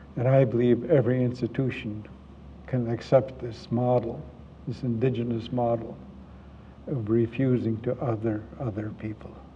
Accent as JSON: {"language": "English", "town": "Vancouver", "region": "British Columbia", "country": "Canada", "said": "I'm from Vancouver"}